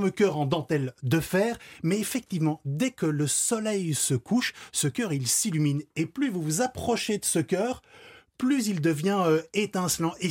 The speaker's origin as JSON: {"language": "French", "town": "Brussels", "region": "Brussels-Capital Region", "country": "Belgium", "said": "Alors, j'aurais bien voulu, mais moi je viens de Bruxelles."}